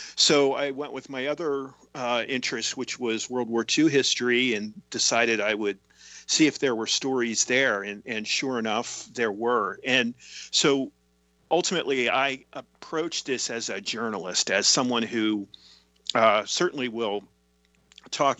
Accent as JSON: {"language": "English", "town": "Tyrone", "region": "Pennsylvania", "country": "United States", "tie": "born or raised there", "said": "my hometown of Tyrone, Pennsylvania"}